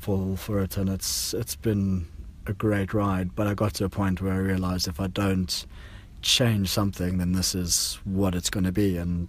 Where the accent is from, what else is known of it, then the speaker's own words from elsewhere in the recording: Johannesburg, Gauteng, South Africa; moved away; I grew up in Johannesburg in South Africa and basically started doing stunts over there when I was a kid.